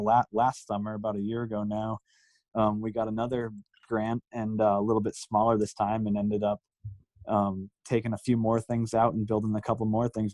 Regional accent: Cape Cod, Massachusetts, United States; growing up on Cape Cod, we're we're like three or four hours from any reputable mountain

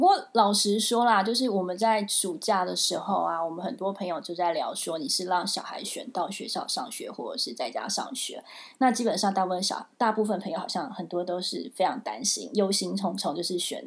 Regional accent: Taiwan; now in New York, United States; 身为一个台湾人

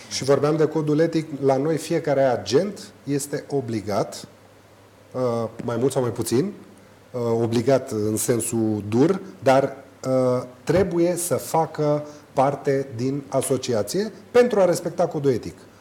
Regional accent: Romania; noi ca români

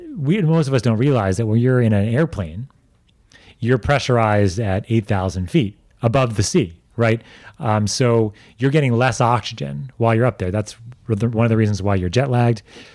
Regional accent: New York, United States; like I grew up in New York, but my heritage is mostly Russian, right?

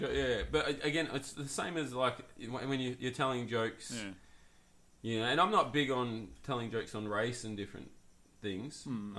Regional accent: Australia; Because we're Australian.

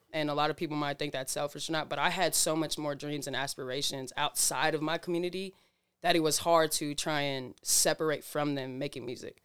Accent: Burien, Washington, United States; born or raised there; also born or lived in Waipahu, Hawaii / Oakland, California / Seattle, Washington

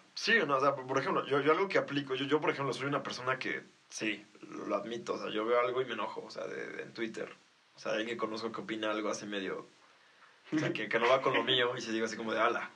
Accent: Mexico; como mexicanos

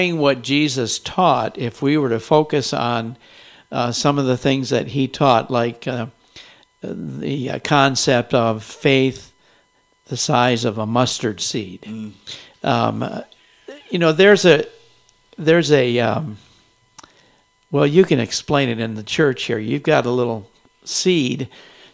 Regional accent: Grand Rapids, Michigan, United States; moved away as an adult; I grew up here in Grand Rapids, Michigan

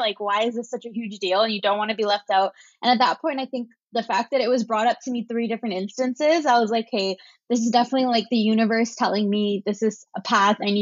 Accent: Brampton, Ontario, Canada; I grew up in a town, kind of like a suburb town, like 30 minutes outside of Toronto. So it's called Brampton

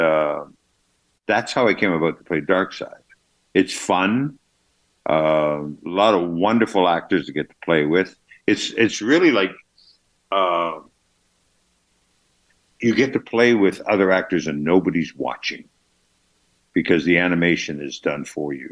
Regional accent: Canada; accent: Canadian; I just got my Canadian accent there

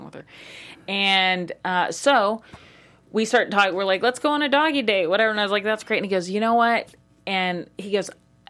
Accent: Kansas City, United States; now in Los Angeles, United States; I'm from Kansas City

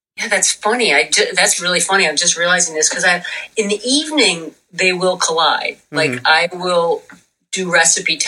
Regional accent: Buffalo, New York, United States; I grew up in Buffalo, New York

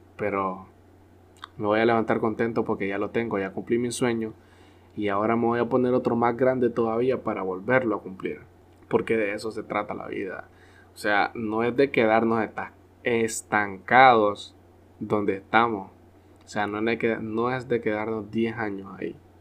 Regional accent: Honduras; nosotros los hondureños

